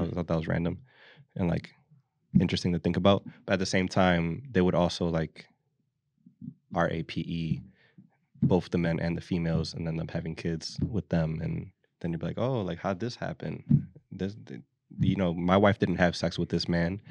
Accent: Philadelphia, Pennsylvania, United States; We're from the city. We're from the East Coast. We're from Philly

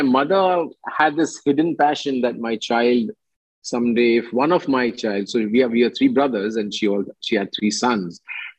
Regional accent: India; being an Indian, at the end of the day, I love being in India

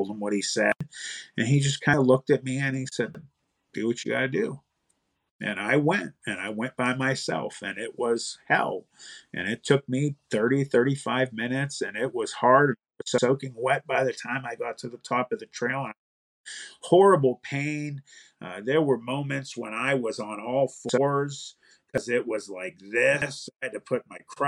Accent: Youngstown, Ohio, United States; I'm from Youngstown.

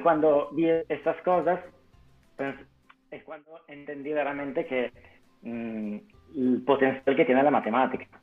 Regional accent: Italy; Spanish is a second language; moved away; also born or lived in Turin; yo soy italiano

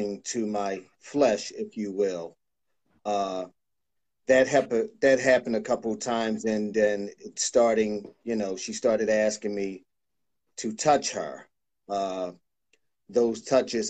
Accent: Philadelphia, Pennsylvania, United States; I'm from Philadelphia

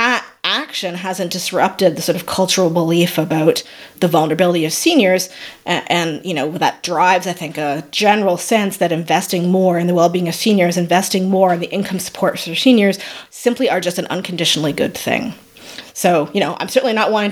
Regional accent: Canada

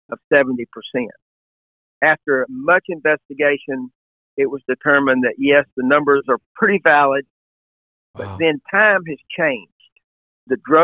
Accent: Alabama, United States; moved away as an adult; I moved back to another state, to Alabama, was pastoring a church in my hometown

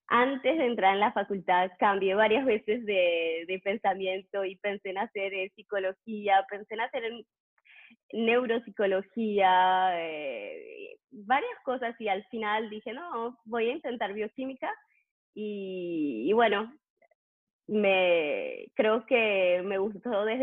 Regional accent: Trois-Rivières, Quebec, Canada; also born or lived in Montreal; porque yo no, no crecí en Montreal, crecí en Trois-Rivières. Y ahí fui, hice la licencia, hice eh, la maestría y para, para, el doctorado me mudé a Montreal

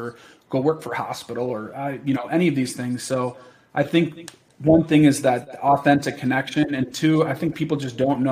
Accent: New York, United States; growing up in New York

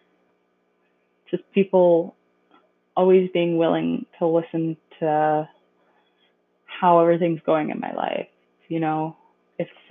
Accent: Mississauga, Ontario, Canada; I was born in Mississauga, Ontario

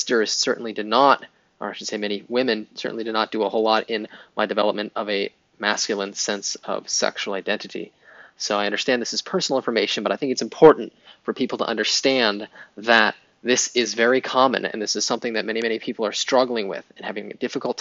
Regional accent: Pittsburgh, Pennsylvania, United States; I grew up in Pittsburgh, Pennsylvania

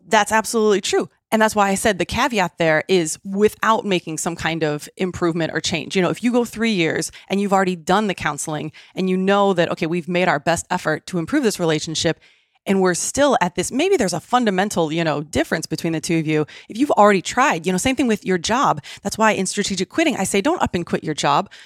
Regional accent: Midwest, United States; now in San Diego, United States; I grew up in the Midwest

